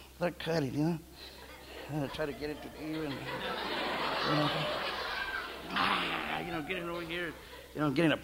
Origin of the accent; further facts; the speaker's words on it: Santa Paula, California, United States; I'm from the Little Lemon, Santa Paula, California